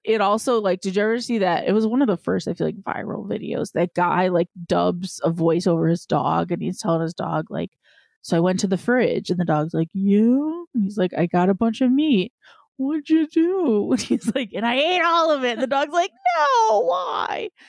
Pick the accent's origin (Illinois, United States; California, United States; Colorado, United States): Illinois, United States; Chicago; I'm from Chicago